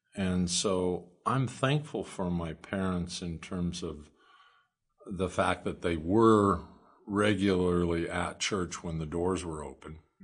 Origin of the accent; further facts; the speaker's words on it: Oakland, Nebraska, United States; also born or lived in Lincoln, Nebraska; grew up until I was twelve in, uh, Oakland, Nebraska, and then parents moved to Lincoln. My mom was a teacher, my dad was, uh, a carpenter, and I grew up in Lincoln